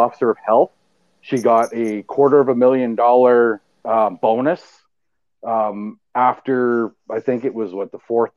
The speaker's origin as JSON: {"language": "English", "region": "Saskatchewan", "country": "Canada", "moved": "yes", "lives_now": "Alberta, Canada", "said": "I'm originally from Saskatchewan"}